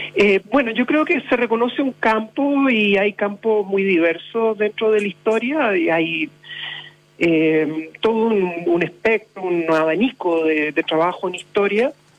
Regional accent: Punta Arenas, Magallanes and Chilean Antarctica, Chile; soy magallánico, soy puntarenense y no lo voy a olvidar nunca

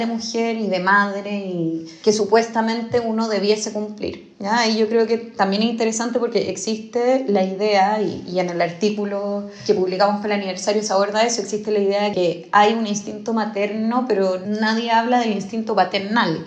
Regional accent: Chile; siendo chilena

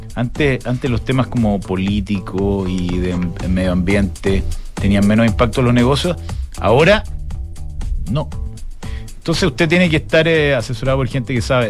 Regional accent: Chile; somos gente esforzada

